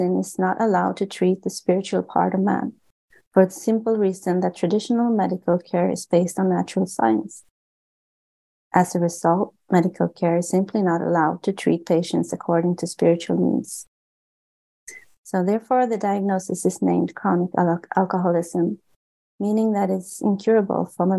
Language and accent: English; Sweden; I was born and raised in Sweden, which is one of the most agnostic and atheistic countries on the globe